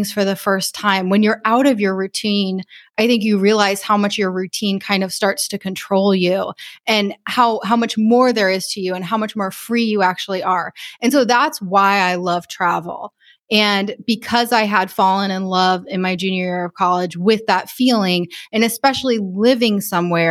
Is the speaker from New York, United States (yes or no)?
no; Rhode Island, United States; moved away as an adult; also born or lived in Taipei, Taiwan; I grew up in Rhode Island. I went to college in Rhode Island.